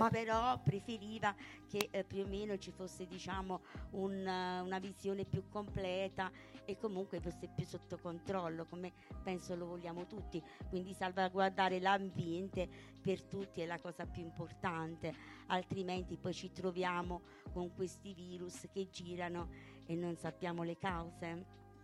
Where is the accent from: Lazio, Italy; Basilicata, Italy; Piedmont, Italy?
Basilicata, Italy; Calvello; Buonasera a tutti, mi vengo da Calvello, un piccolo paese qui vicino a un'oretta di strada